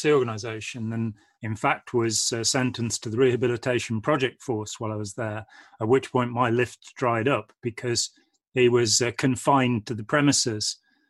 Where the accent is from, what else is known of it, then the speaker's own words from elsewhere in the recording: Lichfield, West Midlands, United Kingdom; now in Nottingham, United Kingdom; I'm from the Midlands. {S1} Okay. {S5} From Lichfield in Staffordshire originally, and I live near Nottingham now.